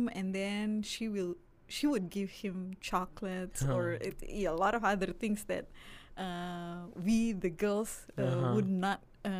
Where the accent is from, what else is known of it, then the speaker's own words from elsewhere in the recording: Jakarta, Indonesia; moved away as an adult; now in United States; I was born in Jakarta. So that's in Indonesia, the capital of Indonesia.